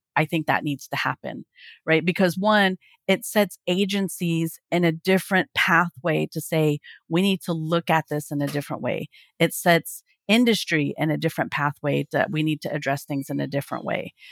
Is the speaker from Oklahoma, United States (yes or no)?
yes; Oklahoma, United States; I live in Oklahoma. I'm from Oklahoma